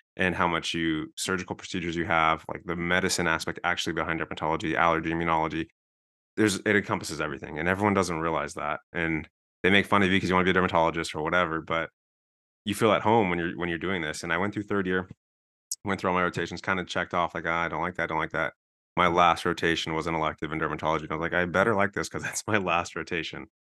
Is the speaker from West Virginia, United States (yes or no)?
no; Southern California, United States; moved away as an adult; also born or lived in Denver; I'm from Southern California